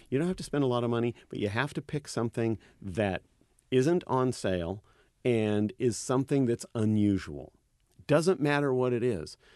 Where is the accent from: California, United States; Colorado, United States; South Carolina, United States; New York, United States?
California, United States; Napa Valley; I teach wine, and I'm, I'm from the Napa Valley.